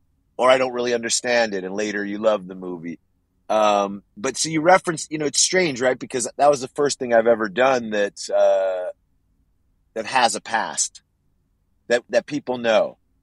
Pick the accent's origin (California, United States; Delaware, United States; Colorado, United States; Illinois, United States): California, United States; Los Angeles; I'm from Los Angeles. I love Los Angeles. I know Los Angeles really well.